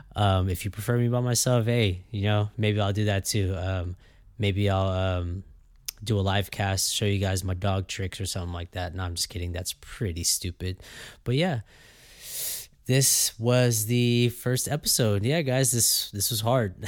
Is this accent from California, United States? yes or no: yes; Fresno, California, United States; I was born and raised here in Fresno, California